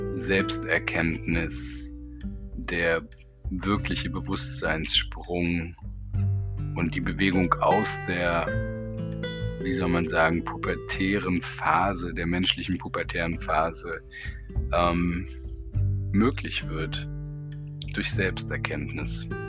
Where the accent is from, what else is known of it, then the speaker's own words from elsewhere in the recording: Berlin, Germany; Ich sitze in Berlin und bin eine Berliner Pflanze, die ein bisschen in der Welt herumgekommen ist